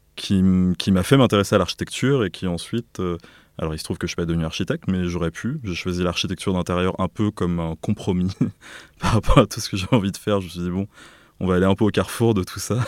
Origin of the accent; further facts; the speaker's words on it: Auvers-sur-Oise, Île-de-France, France; also born or lived in Beirut, Lebanon / Paris; j'ai grandi à Auvers-sur-Oise, dans le Val d'Oise